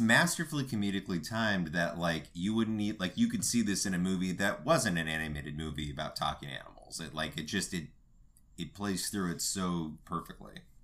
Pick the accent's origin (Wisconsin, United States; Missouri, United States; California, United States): California, United States; Los Angeles; I'm from North Hollywood